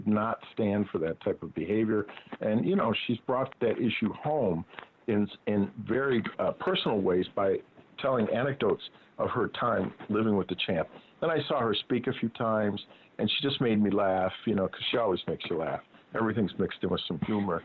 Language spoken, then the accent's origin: English; Rochester, New York, United States; I was born in Rochester, New York.